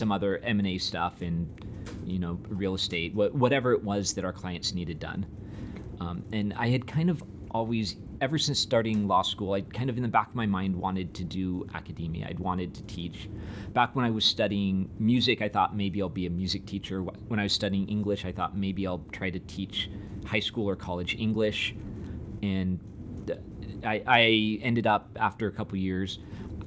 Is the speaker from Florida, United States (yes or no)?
no; suburbs north of San Diego, Southern California, United States; moved away as an adult; also born or lived in Utah / New York; I grew up in Southern California, in the suburbs just north of San Diego.